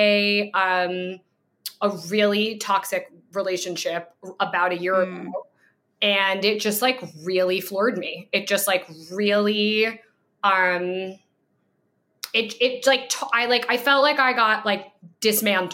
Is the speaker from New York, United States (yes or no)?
yes; New York, United States; I'm from New York.